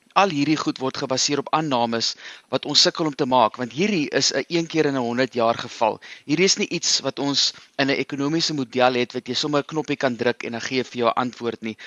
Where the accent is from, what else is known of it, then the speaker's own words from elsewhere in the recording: South Africa; ons as Suid-Afrikaners